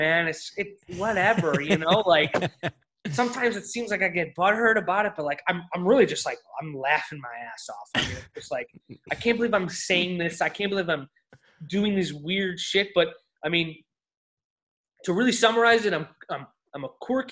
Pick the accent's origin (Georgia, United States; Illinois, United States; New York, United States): Illinois, United States; Buffalo Grove; I'm from Buffalo Grove up north, which is all Cub country